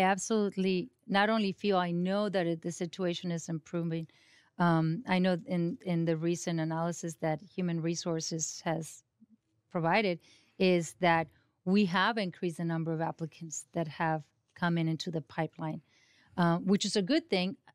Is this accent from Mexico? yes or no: yes; Mexico; first language Spanish; English is a second language; now in Sonoma County, United States; even though I was born here at the county hospital, um, I was barely two years old with my, when my dad and mom decided to go back to Mexico